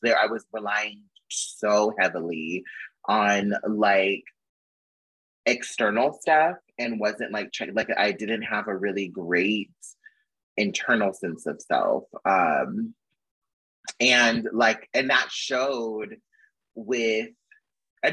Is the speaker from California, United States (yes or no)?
yes; California, United States; moved away as an adult; also born or lived in Arizona; I'm from California, so I went back home and stayed with my mom